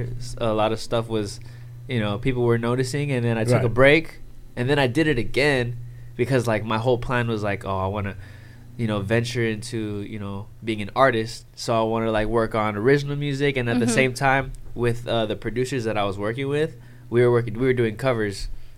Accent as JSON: {"language": "English", "town": "Oxnard", "region": "California", "country": "United States", "tie": "born or raised there", "also_born_or_lived": "San Diego, United States", "said": "I am from Oxnard, California."}